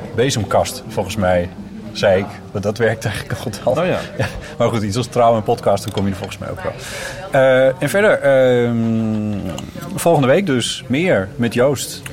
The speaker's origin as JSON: {"language": "Dutch", "region": "Friesland", "country": "Netherlands", "moved": "yes", "lives_now": "Amsterdam, Netherlands"}